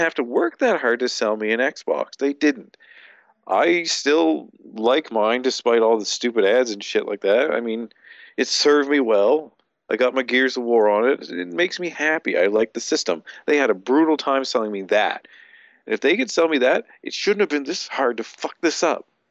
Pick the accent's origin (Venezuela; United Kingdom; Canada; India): Canada